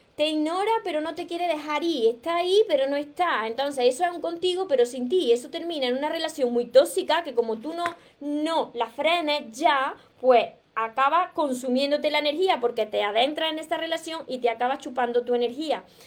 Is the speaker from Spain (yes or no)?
yes; Andalusia, Spain; accent: Andalusian; soy andaluza y además soy andaluza de las que tiene el acento muy marcado